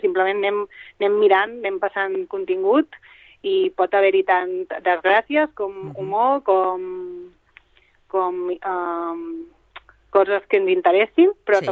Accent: Mallorca, Balearic Islands, Spain; moved away as an adult; La Laura i jo som les dues de Mallorca

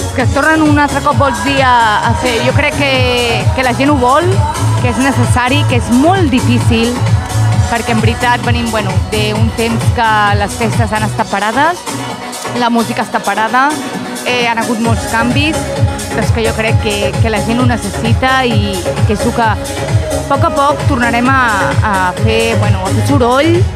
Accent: Manlleu, Catalonia, Spain; moved away; also born or lived in Vic / Barcelona; Era molt petitoneta, estava en un poble, a Manlleu

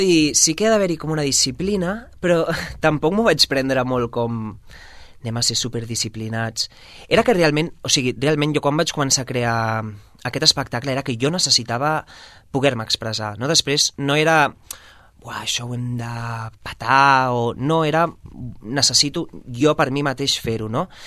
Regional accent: Sabadell, Catalonia, Spain; now in Barcelona, Spain; sóc de Sabadell i molt orgullós

